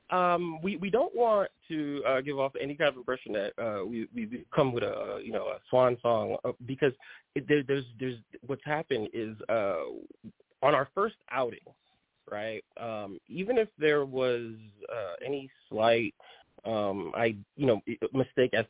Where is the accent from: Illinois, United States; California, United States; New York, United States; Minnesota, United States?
New York, United States; New York City; accent: New York; first language Haitian Creole; English is a second language; now in Tyler, United States; I hail from Brooklyn, New York.